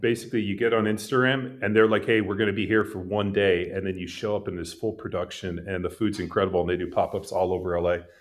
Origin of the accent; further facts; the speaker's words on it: California, United States; moved away as an adult; now in Texas, United States; I grew up in California, lived there for most of my life. Uh, I live in Texas now